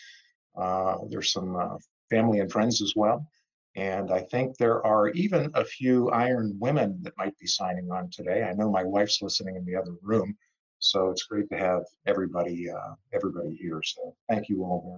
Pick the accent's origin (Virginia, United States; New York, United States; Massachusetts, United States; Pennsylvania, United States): Pennsylvania, United States; Pittsburgh; moved away as an adult; also born or lived in Orlando; now in Lakewood Ranch, United States; I'm originally from Pittsburgh